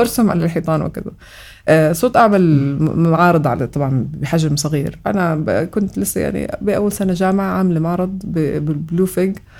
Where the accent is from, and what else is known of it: Amman, Amman Governorate, Jordan; born or raised there; also born or lived in Kuwait